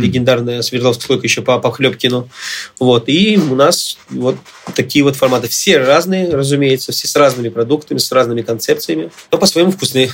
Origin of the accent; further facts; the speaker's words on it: Armenia; я сам армянин